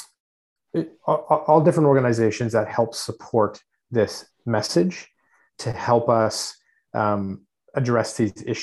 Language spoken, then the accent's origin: English; Canada; our identity as Canadians